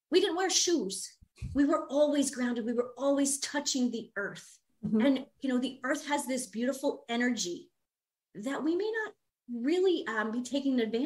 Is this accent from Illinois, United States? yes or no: no; New York, United States; moved away as an adult; now in Minnesota, United States; I'm from the East Coast originally. I'm from New York.